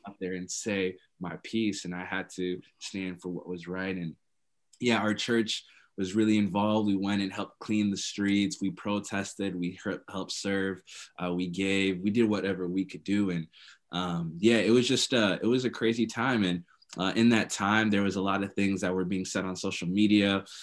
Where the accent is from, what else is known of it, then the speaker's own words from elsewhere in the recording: Minnesota, United States; I'm from Minnesota